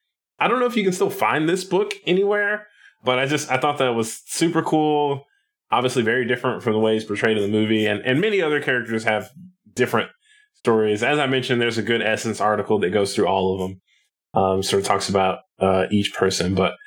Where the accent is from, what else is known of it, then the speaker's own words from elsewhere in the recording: Nashville, Tennessee, United States; he's technically from my hometown, even though this was before Nashville was really a thing